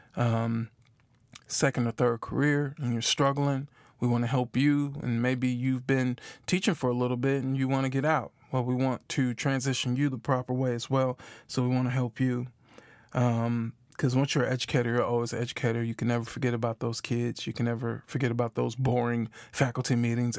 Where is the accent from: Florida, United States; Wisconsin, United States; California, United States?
Wisconsin, United States; Milwaukee; moved away as an adult; now in Memphis, United States; I'm from Milwaukee, Wisconsin, currently live in Memphis, Tennessee